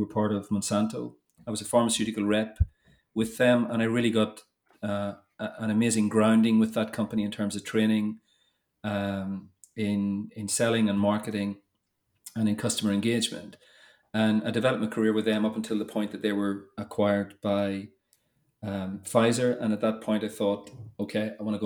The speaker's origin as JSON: {"language": "English", "region": "Northern Ireland", "country": "United Kingdom", "tie": "born or raised there", "also_born_or_lived": "Toulouse, France / England", "moved": "as an adult", "said": "you probably tell by the accent, but I grew up in Northern Ireland"}